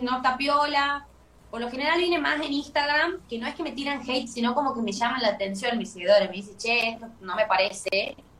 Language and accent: Spanish; Tucumán, Argentina; soy una eh, conocida local, porque soy de Tucumán